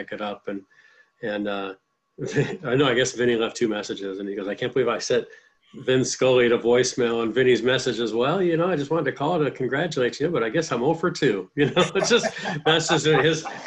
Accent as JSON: {"language": "English", "region": "Southern California", "country": "United States", "tie": "born or raised there", "said": "I was Southern California child, like everybody who had the transistor radio in the 60s and 70s"}